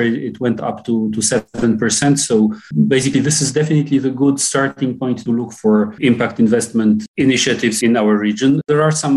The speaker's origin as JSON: {"language": "English", "town": "Warsaw", "region": "Masovian Voivodeship", "country": "Poland", "tie": "born or raised there", "also_born_or_lived": "France", "second_language": "English", "said": "I'm born and raised in Warsaw. I spent some time in France, but I most of the of my life I spent it in Warsaw"}